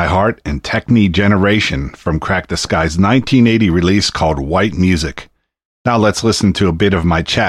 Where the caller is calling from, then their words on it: Pittsburgh, Pennsylvania, United States; I'm calling from Pittsburgh, PA.